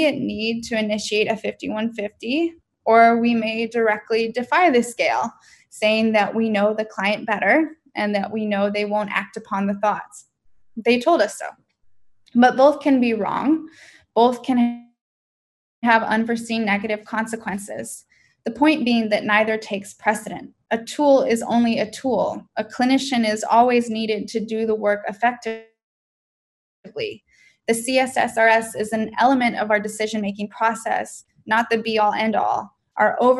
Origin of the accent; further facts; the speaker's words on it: San Diego, California, United States; I'm from San Diego